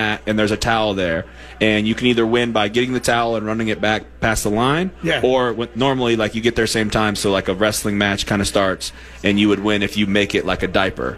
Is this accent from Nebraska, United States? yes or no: yes; Nebraska, United States; now in Minnesota, United States; I grew up in Nebraska, so it's kind of close.